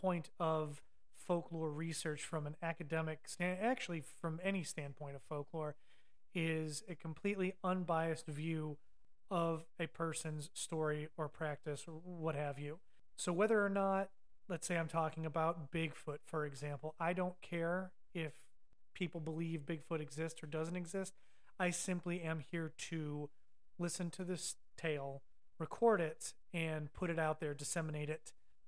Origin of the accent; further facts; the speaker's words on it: Ohio, United States; moved away; Now, as you can tell from my voice, I am a damn Yankee. I moved down here in 2005 from Ohio, but I did grow up with farming grandparents in the country